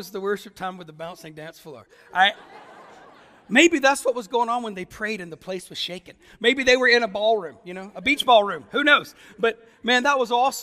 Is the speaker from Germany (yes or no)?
yes; Germany; now in Ireland; I'm only Irish by living there for such a long time. I'm clearly German